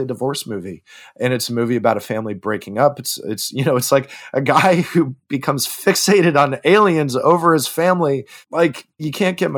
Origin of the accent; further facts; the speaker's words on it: Northern California, United States; I grew up in Northern California